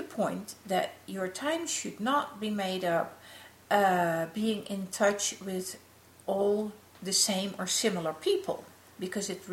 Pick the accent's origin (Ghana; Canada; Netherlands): Netherlands; the city of Amsterdam in my home country